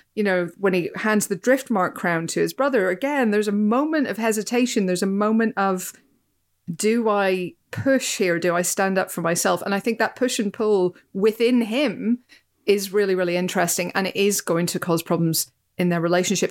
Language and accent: English; Northern Ireland, United Kingdom; as a Northern Irish person